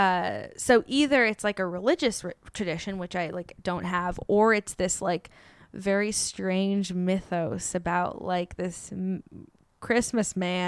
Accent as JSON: {"language": "English", "area": "Bay Area", "region": "California", "country": "United States", "tie": "born or raised there", "also_born_or_lived": "New York", "moved": "as an adult", "lives_now": "Los Angeles, United States", "said": "I grew up in the Bay Area."}